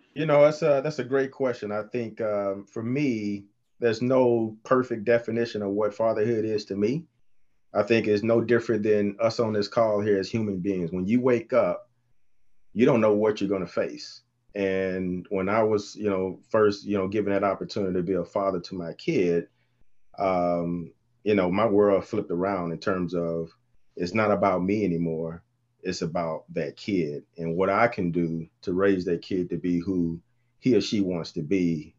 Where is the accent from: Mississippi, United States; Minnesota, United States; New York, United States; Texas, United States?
Texas, United States; now in Michigan, United States; Born and raised in Texas